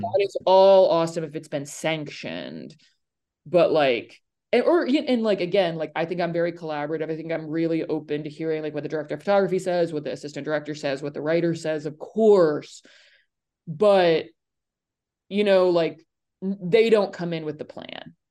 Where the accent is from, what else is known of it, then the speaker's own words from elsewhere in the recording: Nashville, Tennessee, United States; I'm from Nashville